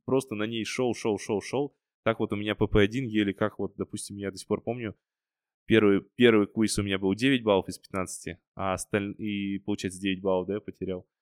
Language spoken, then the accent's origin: Russian; Karaganda, Karaganda Region, Kazakhstan; moved away; also born or lived in Almaty; я родом, получается, из Караганды